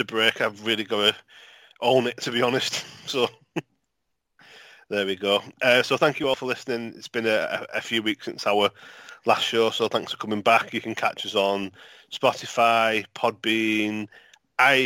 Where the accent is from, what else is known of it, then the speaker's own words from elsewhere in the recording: St Helens, North West England, United Kingdom; I'm from St. Helens